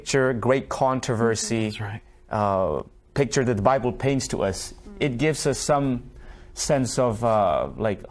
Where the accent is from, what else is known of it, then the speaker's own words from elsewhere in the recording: Myanmar; moved away; I grew up in Myanmar, and we lived under a military dictatorship